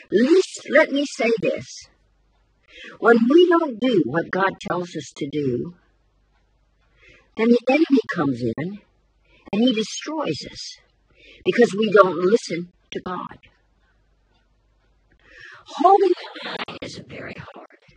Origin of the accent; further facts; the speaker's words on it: United States; I'm an American too.